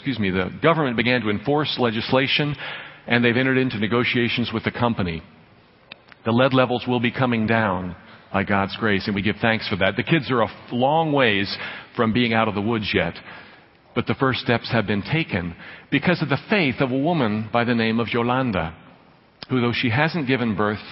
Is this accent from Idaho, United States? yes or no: no; Dallas, Texas, United States; I'm a kid who grew up on the right side of the tracks. I grew up with a silver spoon in my mouth. I'm from North Dallas